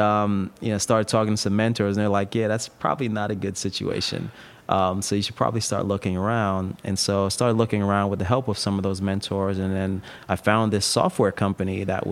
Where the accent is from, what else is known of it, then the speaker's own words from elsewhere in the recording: East Coast, United States; moved away as an adult; also born or lived in Bay Area, California; I grew up on the East Coast.